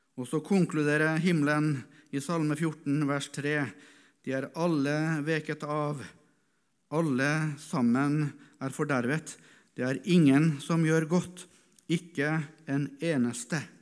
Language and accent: Norwegian; Norway; also born or lived in East Africa; Hvorfor ble jeg født som nordmann, etnisk nordmann?